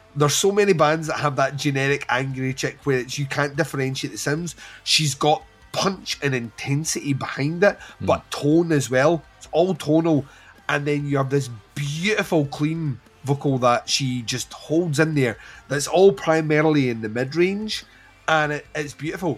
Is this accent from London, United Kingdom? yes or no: no; Scotland, United Kingdom; we're Scottish